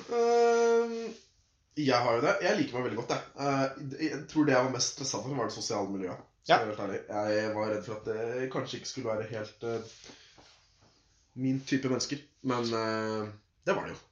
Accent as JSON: {"language": "Norwegian", "region": "Oslo", "country": "Norway", "tie": "born or raised there", "said": "Jeg ble født en eh, aprildag på Aker sykehus. Ja. Jeg er fra Oslo."}